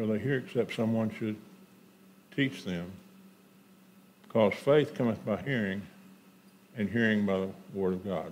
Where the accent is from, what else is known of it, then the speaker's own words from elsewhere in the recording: Houston, Texas, United States; also born or lived in Conroe, Texas; when I was 12, we moved from Houston, Texas to Conroe, Texas